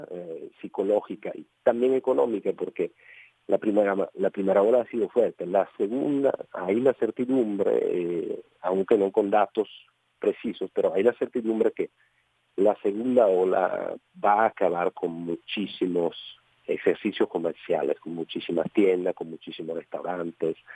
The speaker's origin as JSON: {"language": "Spanish", "country": "Italy", "second_language": "Spanish", "said": "Mira, yo creo que como, como italianos hemos dado una buena, buena prueba"}